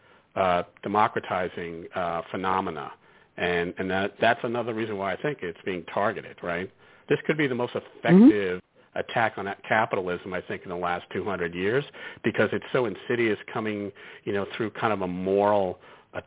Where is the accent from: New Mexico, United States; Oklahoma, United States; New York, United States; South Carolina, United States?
New York, United States; New York City; we're from Brooklyn originally